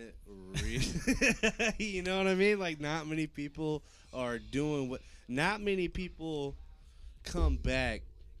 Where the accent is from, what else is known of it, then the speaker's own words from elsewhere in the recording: Greenfield, Indiana, United States; I'm from Greenfield, dog.